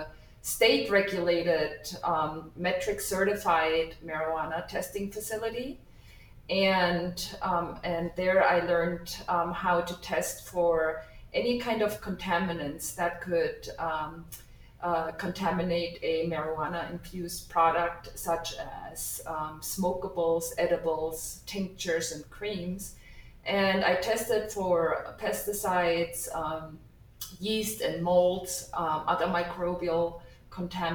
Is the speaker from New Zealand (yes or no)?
no; Germany; moved away as an adult; also born or lived in New York, United States; now in Nebraska, United States; I was born and raised in Germany, and I came to the United States to obtain my degree